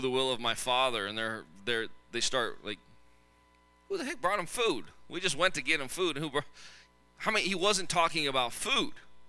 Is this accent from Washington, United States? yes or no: yes; Tacoma, Washington, United States; I grew up in Tacoma.